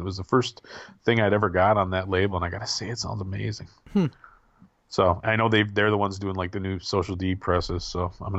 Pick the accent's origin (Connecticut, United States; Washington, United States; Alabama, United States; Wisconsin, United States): Wisconsin, United States; moved away; I did a lot of my growing up in Wisconsin.